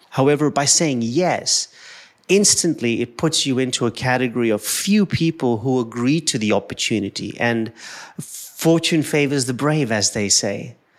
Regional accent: Kenya; I'm an Indian who was born in Kenya.

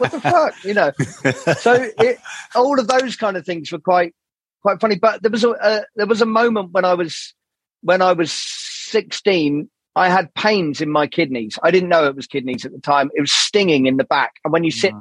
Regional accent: Burgess Hill, South East England, United Kingdom; So I grew up in a place called Burgess Hill, which is near Brighton.

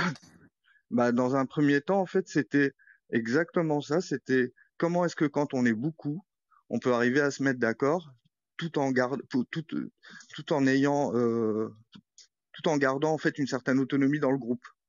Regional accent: Morocco; moved away as an adult; also born or lived in France; now in Nantes, France; j'ai grandi au Maroc

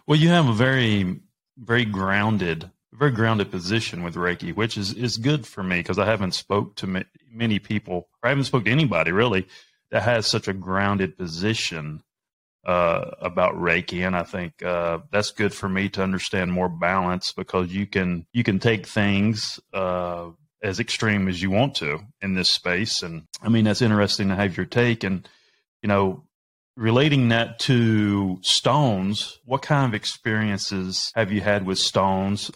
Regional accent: the South, United States; I'm from the South, right? Baptist, Baptist church

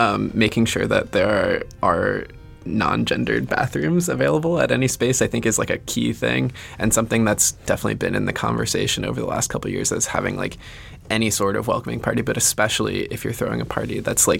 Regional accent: the South, United States; I grew up in the South.

